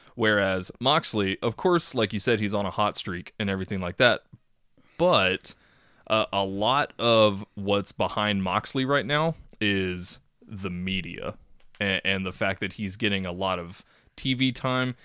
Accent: Texas, United States

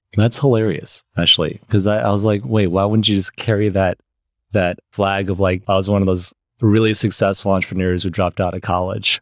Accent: Michigan, United States; moved away; also born or lived in Los Angeles, California; I grew up in Michigan and I moved to Michigan kind of at a similar age as you um, uh, at when I was seven.

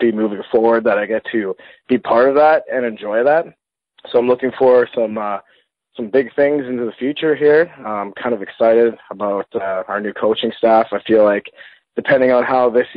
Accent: Thunder Bay, Ontario, Canada; I was born and raised in Thunder Bay, Ontario, Canada

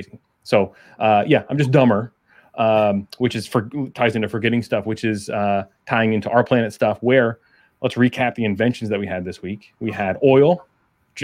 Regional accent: Maryland, United States; moved away as an adult; also born or lived in Florida / Kansas; I grew up in Maryland

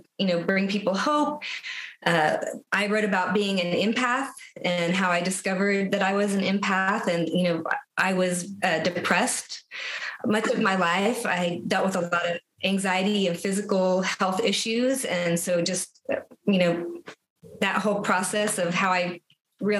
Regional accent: San Antonio, Texas, United States; moved away as an adult; also born or lived in Austin, Texas; now in Omaha, United States; So I grew up in San Antonio, Texas. And then I lived in Austin since 2004

